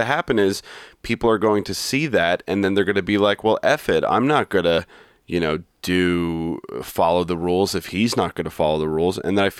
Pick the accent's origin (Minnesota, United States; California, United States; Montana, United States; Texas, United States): California, United States; Napa Valley; I grew up in Napa Valley, and you know, French Laundry was about 15 minutes away from my former high school.